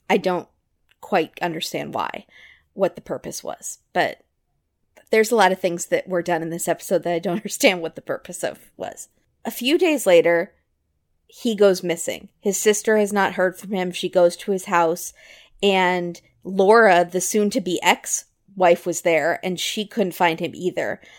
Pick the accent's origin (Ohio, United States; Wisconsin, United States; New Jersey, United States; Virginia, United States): Virginia, United States; I'm from Virginia